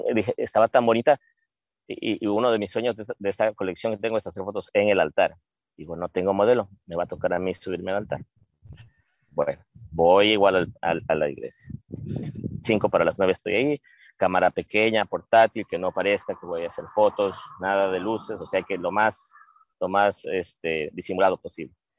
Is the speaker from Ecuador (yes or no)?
yes; Loja, Ecuador; moved away; todos somos lo mismo, somos artistas de Ecuador